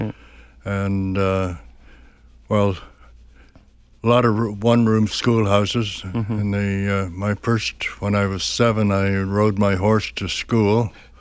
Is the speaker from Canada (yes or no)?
yes; Western Canada, Canada; also born or lived in Chicago; Well, I was born in Chicago to start with, and my parents were Canadian, and my father just happened to be working there at the time, and I was taken back into Canada basically when I was, well, even before I was a year old. And I've lived out west most of my life